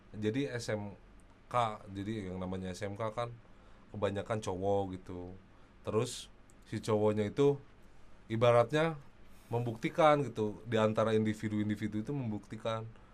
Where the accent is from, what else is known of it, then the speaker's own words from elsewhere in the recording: Bandung, West Java, Indonesia; gua mah dari Buah Batu gitu, ke Karapitan, jalan kaki tiap pulang